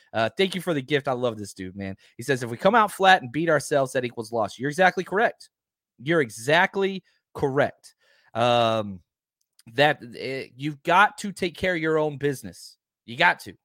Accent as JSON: {"language": "English", "town": "Dallas", "region": "Texas", "country": "United States", "tie": "born or raised there", "said": "me growing up in Dallas"}